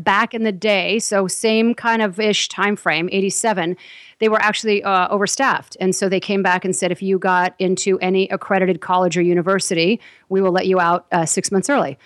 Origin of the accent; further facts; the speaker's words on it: Southern California, United States; growing up in Southern California